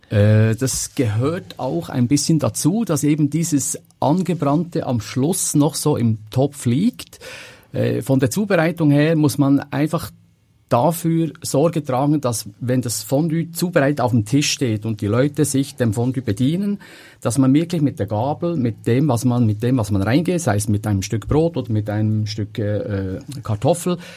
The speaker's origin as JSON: {"language": "German", "country": "Switzerland", "said": "nur kommen wir natürlich aus der Schweiz und machen das natürlich klassisch mit unseren bekannten Käsesorten."}